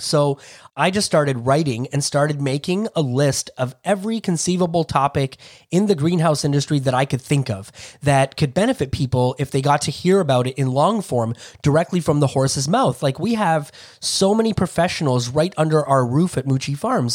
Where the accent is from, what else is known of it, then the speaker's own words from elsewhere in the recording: Toronto, Ontario, Canada; I grew up in Toronto, Ontario